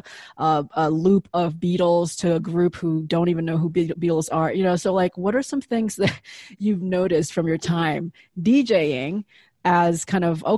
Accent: Indonesia; now in United States; I grew up in Indonesia

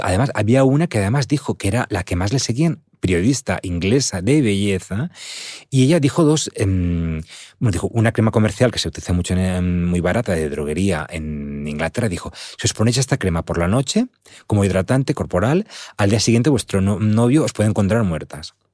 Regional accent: Alicante, Valencian Community, Spain; estuve recientemente en un taller que organizaron en mi pueblo, Andar, en Alicante

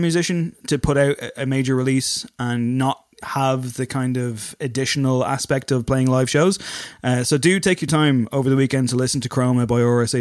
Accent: Drogheda, Leinster, Ireland; accent: Dublin 4; I say that myself with a fucking Dublin 4 accent, even though I'm from Drogheda, not Dundalk.

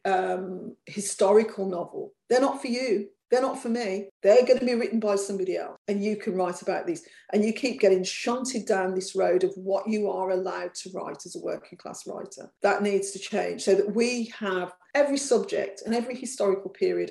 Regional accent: Birmingham, West Midlands, United Kingdom; accent: Brummy; I've got a Brummy accent and I come from Birmingham and I'm working class.

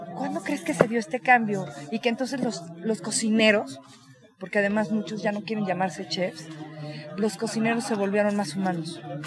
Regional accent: Mexico; somos los mismos mexicanos

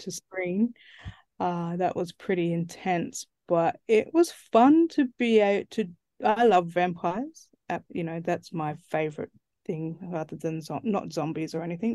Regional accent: Central Australia, Australia; I'm from Central Australia. That's where I grew up.

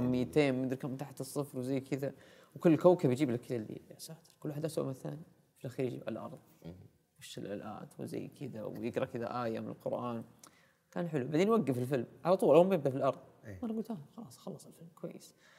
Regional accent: Al-Namas, Asir, Saudi Arabia; moved away as an adult; also born or lived in Abha; انا ولدت وعشت وتربيت اول سنوات حياتي في محافظه النواص في قريه صغيره اسمها الرهوه

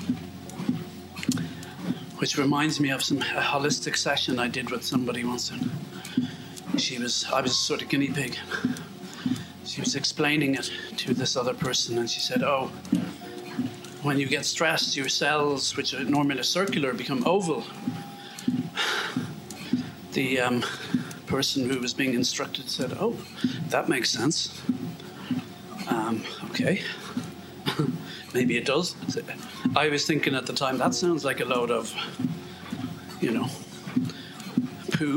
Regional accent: Ireland; we're Irish

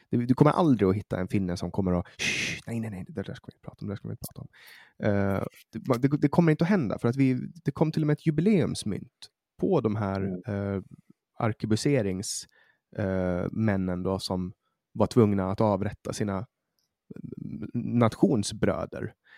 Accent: Åland, Åland Islands; now in Sweden; när jag kommer hit som, som ålänning, som finsk

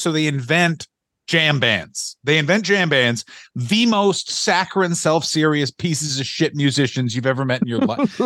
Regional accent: Ottawa, Ontario, Canada; I am from Ottawa

